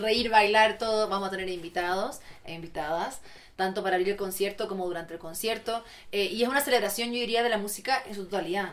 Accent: Chile; moved away as an adult; also born or lived in Santiago; Todavía soy muy chilena.

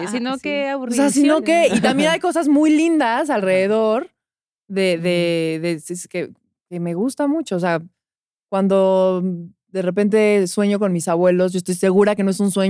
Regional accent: State of Mexico, Mexico; Yo crecí, sí, en el Estado de México, pero cuenta como zona metropolitana

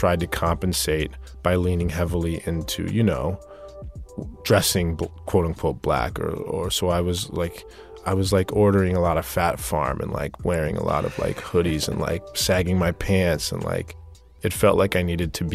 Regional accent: Tucson, Arizona, United States; When I was growing up, the black population of Tucson was 2%

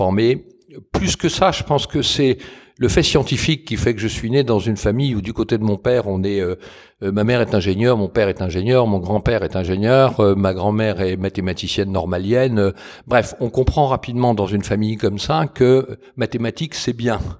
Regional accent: Paris, Île-de-France, France; moved away as an adult; je suis finalement, euh, d'un point de vue de l'éducation, un pur parisien. J'ai fait euh, toutes mes études et quand j'ai quitté Paris, c'est pour aller à l'étranger. Donc, je, me revendique plutôt parisien, mais j'ai du côté de ma mère des ascendants normands et du côté de mon père des ascendants lyonnais

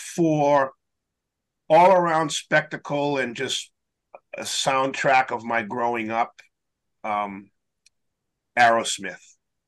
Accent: Boston, Massachusetts, United States; I grew up in Boston.

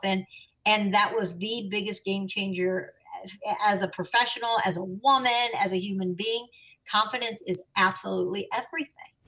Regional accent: Chicago, Illinois, United States; I'm a Chicagoan

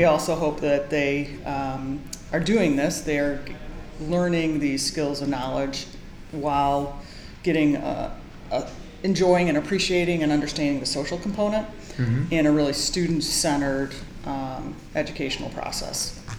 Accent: Madison, Wisconsin, United States; moved away as an adult; also born or lived in Minnesota / Oxford, Ohio; now in Boston, United States; I grew up in Madison, Wisconsin, went to Minnesota and the Twin City campus and did my undergrad in physical education

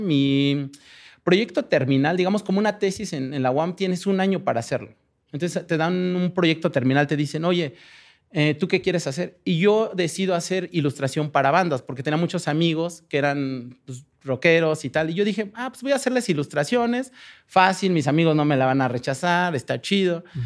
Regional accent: Mexico; moved away as an adult; now in Berlin, Germany; de México

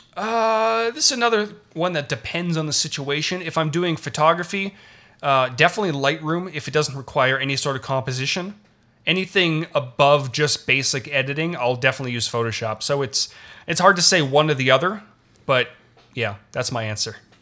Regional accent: Toronto, Ontario, Canada; I'm Canadian. I was born in Toronto. I learned French throughout, um, throughout elementary school.

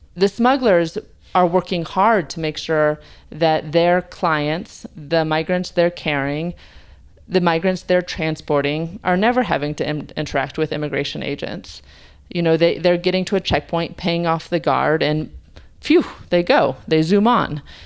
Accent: United States; as an American

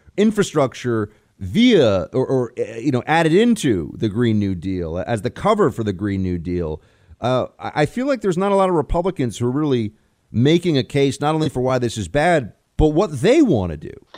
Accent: New York, United States; My closest friends from growing up in New York, uh, a handful of guys that were my, uh, high school best buddies

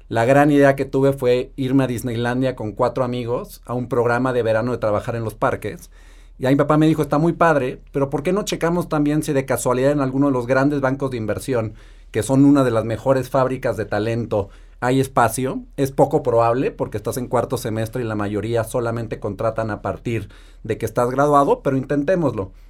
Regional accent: Mexico; Eh, soy mexicano, nací y crecí en México. Tuve la suerte de tener una infancia feliz, con mucho amor, mucho cariño, acceso a una gran educación

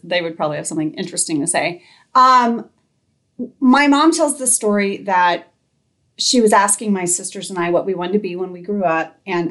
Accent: Indonesia; I grew up in Indonesia.

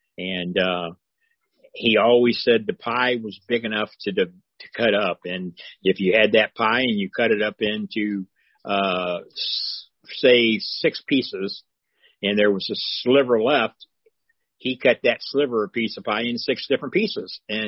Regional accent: East St. Louis, Illinois, United States; Yeah, I'm actually from the Illinois side, right out of St. Louis, Missouri. Grew up in East St. Louis, Illinois, in the housing projects

